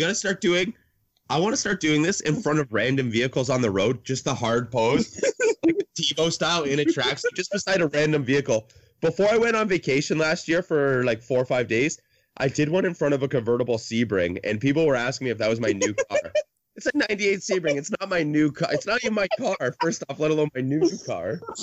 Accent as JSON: {"language": "English", "country": "Canada", "said": "since I'm Canadian"}